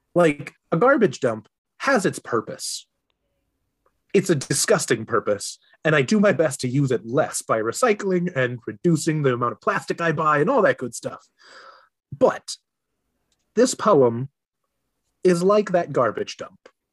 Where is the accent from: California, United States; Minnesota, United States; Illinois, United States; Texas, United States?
Minnesota, United States; I am a Minnesotan through and through